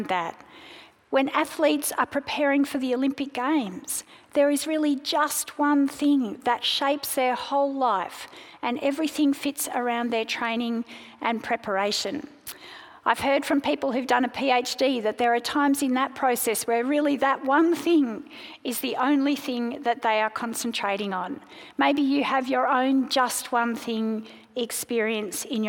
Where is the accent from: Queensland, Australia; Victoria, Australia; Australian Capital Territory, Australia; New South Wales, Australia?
New South Wales, Australia; Sydney; also born or lived in South Africa; now in Melbourne, Australia; My family moved to Sydney when I was 5, and we became Australian citizens